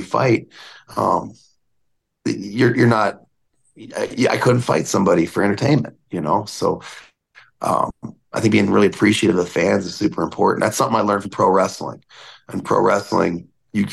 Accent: United States; also born or lived in Alaska; now in Las Vegas, United States; being an American

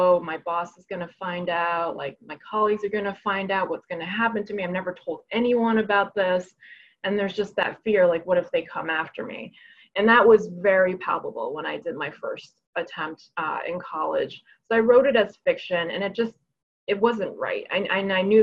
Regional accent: New York City, New York, United States; English is a second language; also born or lived in Hebei, China; I grew up undocumented in New York City. My parents and I moved here at age seven, when I was age seven, not my parents

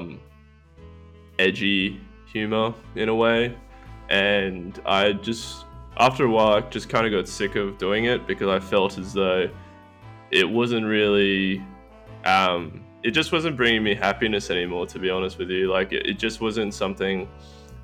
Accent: Australia; that's just Australian. That's just how it goes down here.

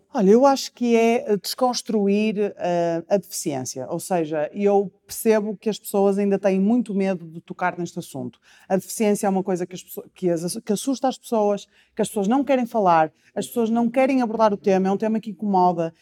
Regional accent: Porto, Norte, Portugal; eu sou do Porto

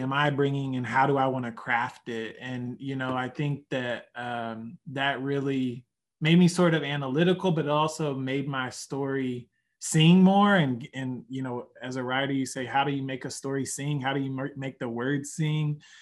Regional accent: Hugo, Oklahoma, United States; moved away as an adult; also born or lived in New Hampshire; now in Minnesota, United States; I grew up in Oklahoma, I went to school in New Hampshire at Dartmouth

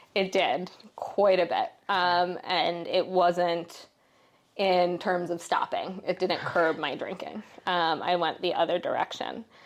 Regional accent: Philadelphia, Pennsylvania, United States; I grew up in Philadelphia

